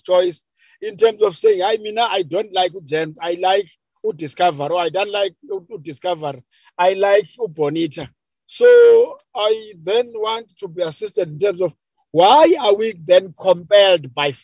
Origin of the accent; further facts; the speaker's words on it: Amathole, Eastern Cape, South Africa; I'm coming from Amatole